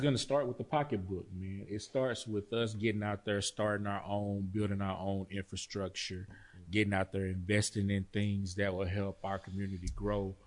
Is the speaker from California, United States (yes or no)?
no; Pittsburgh, Texas, United States; moved away; my hometown, Pittsburgh, Texas